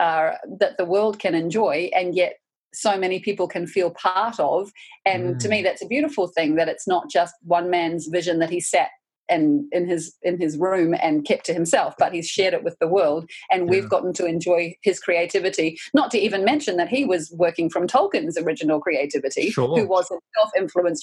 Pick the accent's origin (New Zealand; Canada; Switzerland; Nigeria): New Zealand; as a New Zealander, I feel like those movies are part of my cultural heritage now